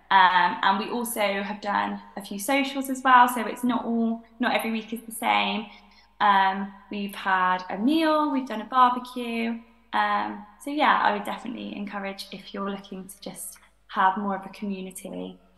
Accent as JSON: {"language": "English", "town": "Cheltenham", "region": "South West England", "country": "United Kingdom", "tie": "born or raised there", "said": "Um, I live in Cheltenham. I'm from Cheltenham. Um, I've kind of grown up going to church in West Cheltenham"}